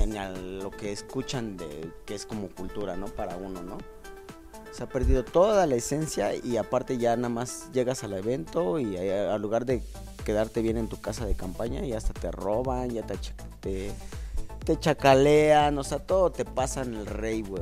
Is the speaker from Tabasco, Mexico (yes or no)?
no; Mexico City, Mexico; yo soy de Tepito